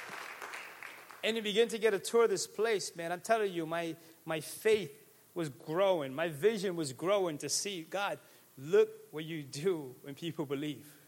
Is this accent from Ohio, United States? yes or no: no; Pawtucket, Rhode Island, United States; I grew up in Pawtucket, and nobody thought the church could do this stuff.